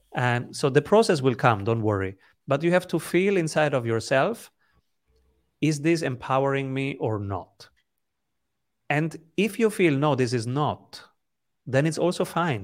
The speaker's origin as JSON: {"language": "English", "country": "Italy", "also_born_or_lived": "the Mediterranean", "second_language": "English", "said": "I'm an Italian"}